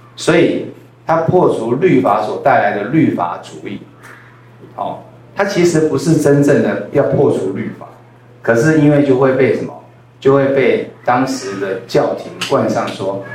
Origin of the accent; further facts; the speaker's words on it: Taiwan; accent: Taiwanese Hokkien; first language Taiwanese Hokkien; Chinese is a second language; 我的母语也是台语